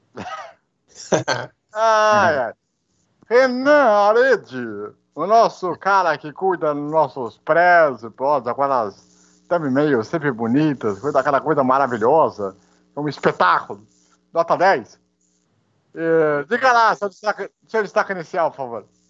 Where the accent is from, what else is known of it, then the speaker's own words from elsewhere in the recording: Brazil; como somos brasileiros